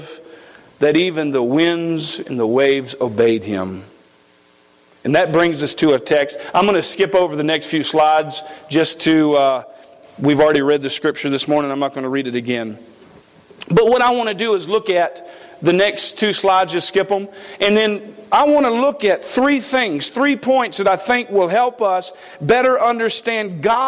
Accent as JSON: {"language": "English", "region": "East Coast", "country": "United States", "moved": "yes", "said": "I come from the East Coast. I lived on the beach."}